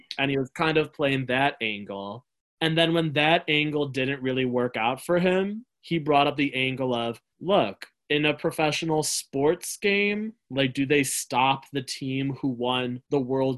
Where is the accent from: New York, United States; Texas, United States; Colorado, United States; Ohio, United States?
New York, United States; Buffalo; I'm from Buffalo.